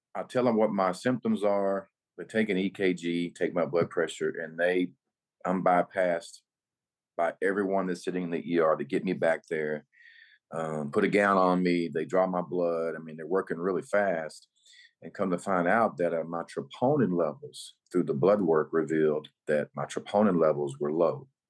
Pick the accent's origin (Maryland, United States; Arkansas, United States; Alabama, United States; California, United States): Arkansas, United States; North Little Rock; I uh, was born and raised in North Little Rock, Arkansas.